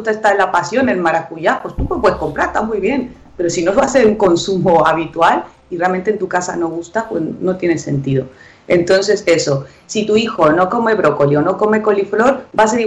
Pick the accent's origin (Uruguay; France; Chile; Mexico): Mexico; Los reyes de los tutoriales somos los mexicanos.